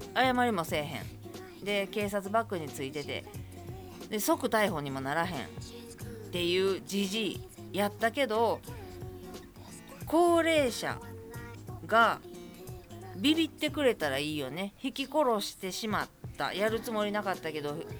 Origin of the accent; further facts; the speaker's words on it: Kobe, Hyogo, Japan; 私灘区なんで隣です